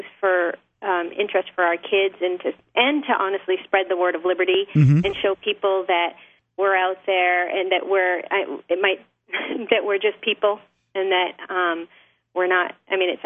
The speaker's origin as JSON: {"language": "English", "region": "New Hampshire", "country": "United States", "tie": "born or raised there", "said": "I'm a native New Hampshire person, I grew up in New Hampshire"}